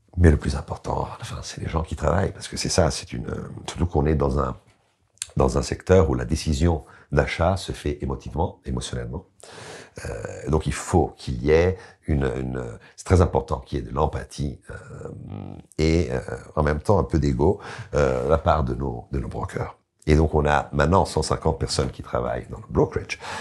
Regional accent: Italy; je suis italien donc je connais la culture italienne

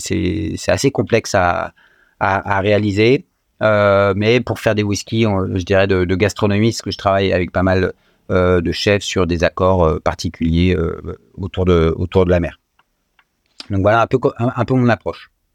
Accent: France; je suis français, donc né en France, avec euh, la chance finalement, quand on est natif de ce beau pays

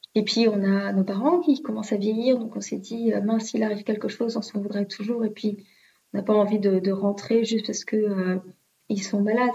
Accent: France; moved away as an adult; also born or lived in Melbourne, Australia / Tasmania, Australia; j'ai quitté l'Australie et comment ça se passe pour moi le retour en France

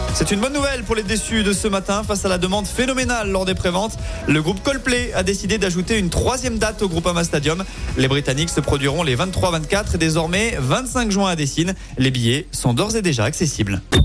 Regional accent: Auvergne-Rhône-Alpes, France; chez nous, en Auvergne-Rhône-Alpes

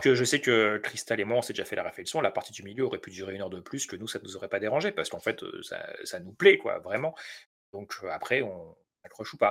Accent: France; je suis français

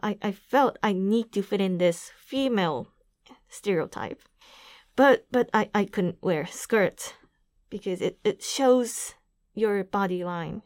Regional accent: Aichi, Japan; also born or lived in New York; I'm from Aichi Prefecture

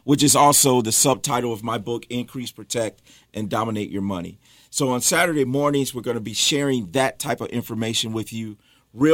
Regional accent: Michigan, United States; moved away as an adult; now in Charlotte, United States; I am from Michigan. I grew up in Michigan, moved to Charlotte in 2014 with my family

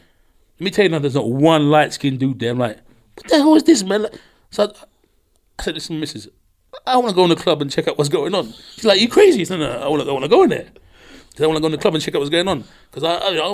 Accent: London, United Kingdom; I'm from London.

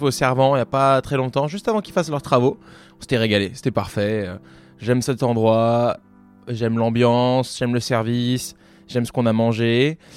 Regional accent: Avignon, Provence-Alpes-Côte d'Azur, France; born there; also born or lived in Lyon; Moi, j'ai grandi un peu partout euh, à cause du métier de mon père, mais je suis né dans le sud, à Avignon. puis après, j'ai vécu longtemps à Lyon

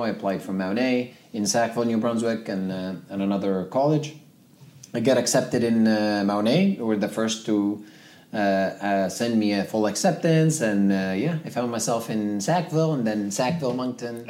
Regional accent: Zuwara, Nuqat al Khams, Libya; first language Tamazight; English is a second language; moved away as an adult; also born or lived in Ottawa, Canada; now in Atlantic Canada; I grew up in Libya. Okay. My city is called Zwara. Yeah, I am native North African, so my uh, first language is uh, Tamazight.

